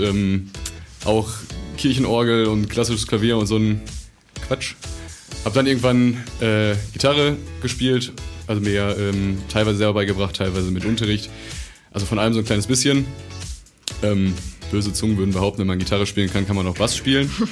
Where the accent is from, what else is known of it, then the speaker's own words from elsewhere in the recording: Dinslaken, North Rhine-Westphalia, Germany; wir kommen aus Dienstlagen